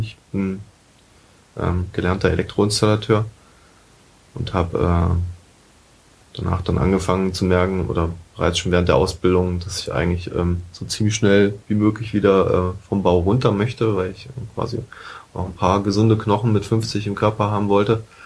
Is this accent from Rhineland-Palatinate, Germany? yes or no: no; Berlin, Germany; also born or lived in Saxony-Anhalt / Friedrichshain, Berlin / Lichtenberg, Berlin; bin gebürtiger Sachsen-Anhaltiner und ähm, bin 1989 nach Berlin gekommen